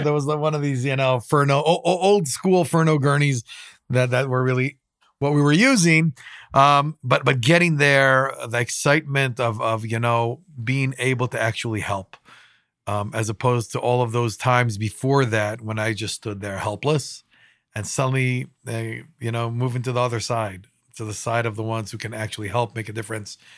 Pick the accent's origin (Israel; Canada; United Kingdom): Israel; Jerusalem, Jerusalem District; growing up in Israel